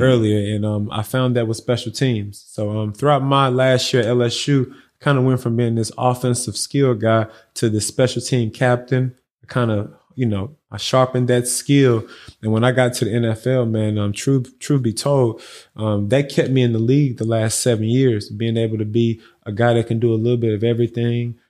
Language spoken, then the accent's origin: English; Houston, Texas, United States; I'm a Houstonian, man. I was lived, lived and born and raised out here